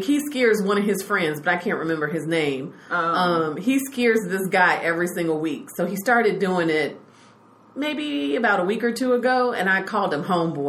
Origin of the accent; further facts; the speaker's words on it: Chicago, Illinois, United States; moved away; also born or lived in Texas; I'm half Chicago, because that's where I'm from, and half Texas.